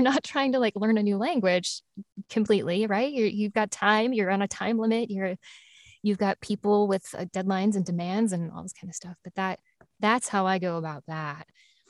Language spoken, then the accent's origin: English; the South, United States; accent: Southern; my own Southern accent is going to start coming out because I'm tired.